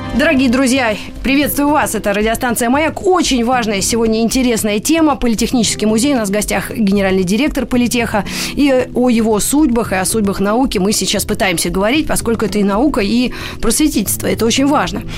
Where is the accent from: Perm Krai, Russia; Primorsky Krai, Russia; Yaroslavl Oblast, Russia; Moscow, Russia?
Moscow, Russia; я как москвичка, ну, не, ну, во втором поколении, да, мои родители, вы уже в Москве жили